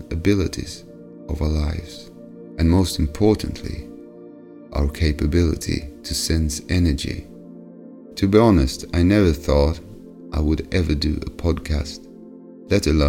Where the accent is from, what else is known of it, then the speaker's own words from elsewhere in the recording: Sweden; English is a second language; I'm from Sweden